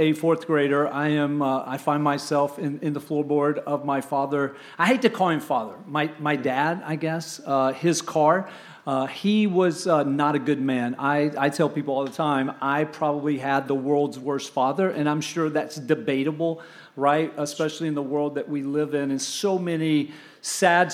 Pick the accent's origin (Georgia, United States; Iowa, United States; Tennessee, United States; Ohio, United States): Tennessee, United States; Kingsport; also born or lived in Anniston, Alabama; now in Tampa, United States; we moved from the Anniston, Oxford, Alabama area all the way to a little place called Kingsport, Tennessee, up in Upper East Tennessee, just east of Knoxville